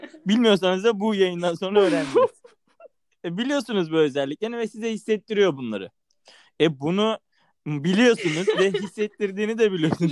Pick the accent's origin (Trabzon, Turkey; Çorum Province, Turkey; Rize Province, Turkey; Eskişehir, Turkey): Trabzon, Turkey; also born or lived in Ankara; now in Istanbul, Turkey; ben aslında, yani, e, köyde doğdum, büyüdüm